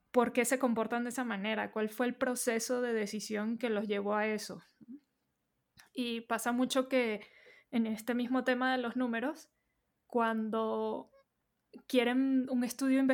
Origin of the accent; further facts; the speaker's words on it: Venezuela; moved away as an adult; now in Mexico City, Mexico; eh, yo soy venezolana, llevo 10 años viviendo en la Ciudad de México, ya este año cumplo 11. Eh, entonces por eso notarán mi acento acá medio intermedio con eh, lingo